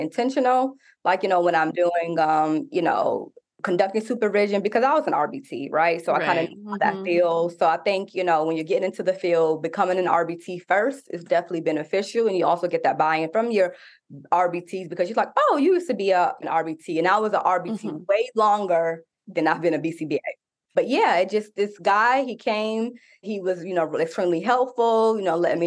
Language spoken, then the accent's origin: English; New York, United States; moved away as an adult; also born or lived in Indiana; I'm originally from New York